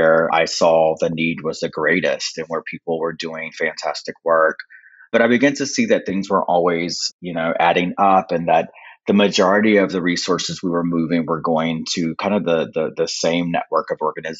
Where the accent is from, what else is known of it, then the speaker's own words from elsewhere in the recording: North Carolina, United States; I am from North Carolina. I'm an enrolled member of the Lumbee Tribe